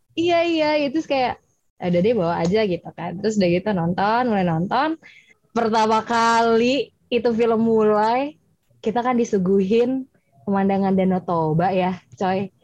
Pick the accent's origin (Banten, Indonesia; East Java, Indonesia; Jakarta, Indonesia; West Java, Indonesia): Jakarta, Indonesia; orang Batak yang eh, gede di Jakarta dan pulang beberapa kali